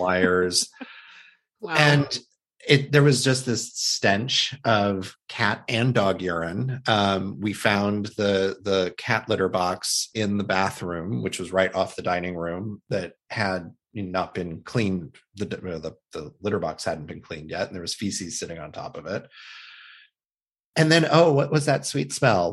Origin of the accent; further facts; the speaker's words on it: Midwest, United States; when I was a child growing up in the Midwest